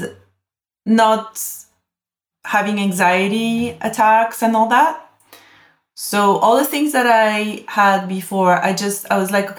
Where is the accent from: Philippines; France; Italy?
France; Corsica; now in London, United Kingdom; I come from Corsica. It's one of the most beautiful places in the world